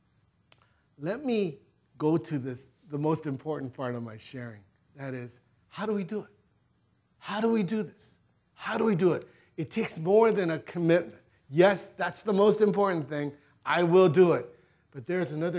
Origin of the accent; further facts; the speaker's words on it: Gardena, California, United States; I grew up in Gardena, not too far away